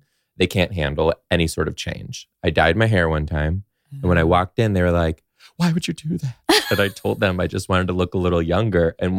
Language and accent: English; Detroit, Michigan, United States; outside Detroit.